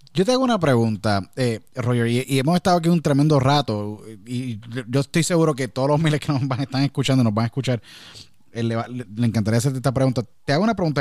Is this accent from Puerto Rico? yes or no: yes; Puerto Rico; now in United States; tuve que salir de Puerto Rico y emigrar a Estados Unidos.